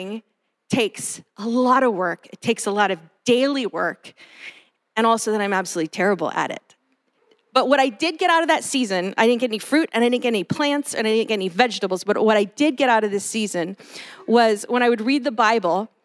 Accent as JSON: {"language": "English", "town": "Los Angeles", "region": "California", "country": "United States", "tie": "born or raised there", "moved": "yes", "lives_now": "Bay Area, United States", "said": "I grew up in Los Angeles, concrete jungle."}